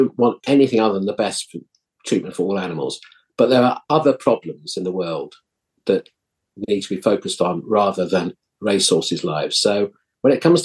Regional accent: Epsom, South East England, United Kingdom; I was brought up in Surrey near Epsom Racecourse.

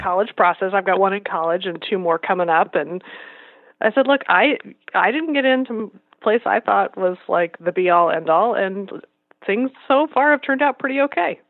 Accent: Iowa and Nebraska, Midwest, United States; moved away as an adult; also born or lived in Los Angeles, California / Massachusetts; I grew up in Iowa and Nebraska.

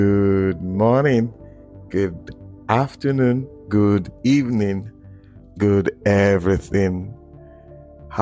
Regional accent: Nigeria; I'm a Nigerian to my very core, to my very being, to my very foundation. And I love my nation.

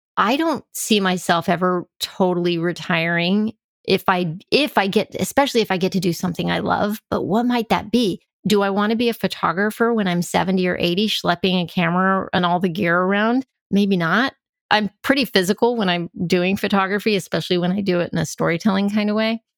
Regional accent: El Paso, Texas, United States; I grew up in El Paso, Texas

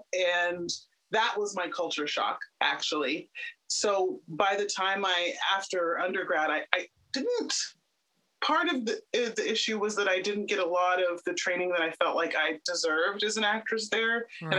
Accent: Houston, Texas, United States; Well, Houston, Texas has got to be the most diverse place I've ever lived in my entire life.

